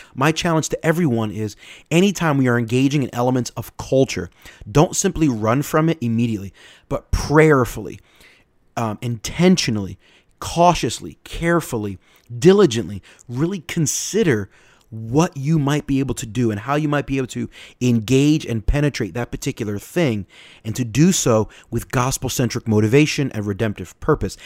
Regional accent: United States; we're American

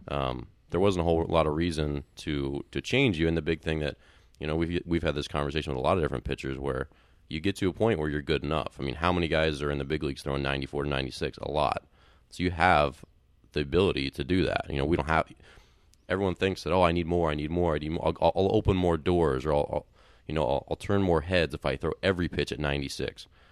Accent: Maryland, United States; moved away; I grew up in Maryland

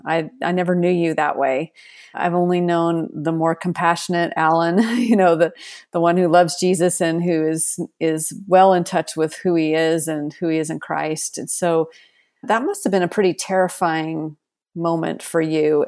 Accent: Seattle, Washington, United States; now in Texas, United States; I grew up in Seattle and then I moved to Texas

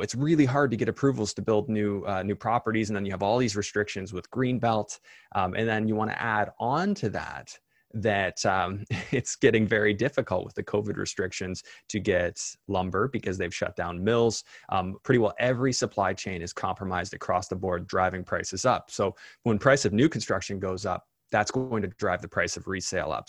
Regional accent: Canada; as a Canadian

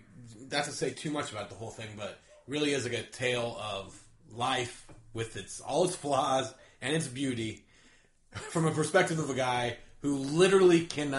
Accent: California, United States; I grew up in California.

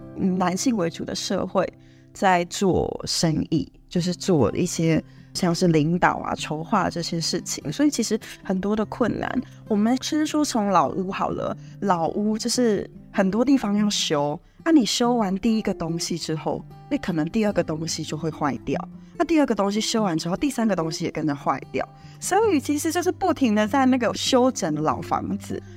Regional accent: Hsinchu County, Taiwan; moved away as an adult; now in Morocco; 我是一位，啊，七十八年次的新竹人，然后其实我从小就在 新竹的山下长大

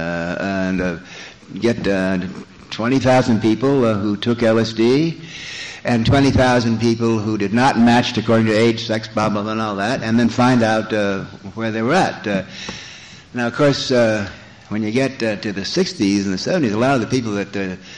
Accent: Los Angeles, California, United States; my hometown, Los Angeles

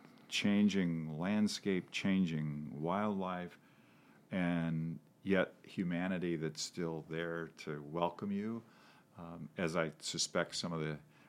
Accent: a town on the Mississippi River, Mississippi River valley, United States; moved away; My hometown is on the river. And as I said, I took it for granted. It's the Mississippi.

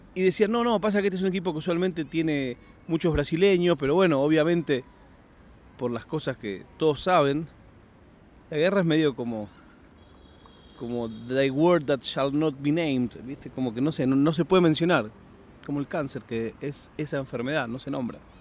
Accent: Argentina; now in Spain; no tengo duda ninguna de sentirme argentino. Viva donde viva

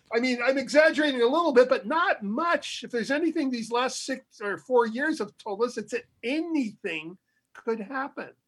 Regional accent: California, United States; I don't live in Texas. I'm from California

